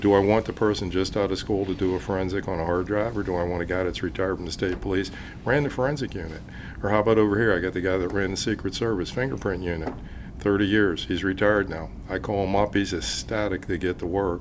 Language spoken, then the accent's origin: English; Pittsburgh, Pennsylvania, United States; I, I, grew up in the Pittsburgh area